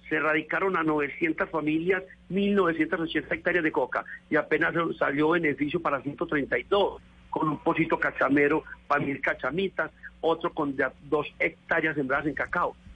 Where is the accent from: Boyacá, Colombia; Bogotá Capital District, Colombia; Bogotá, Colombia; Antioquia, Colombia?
Antioquia, Colombia; Valdivia; Los campesinos de hoy en día, y hablo en especial de mi pueblo, Valdivia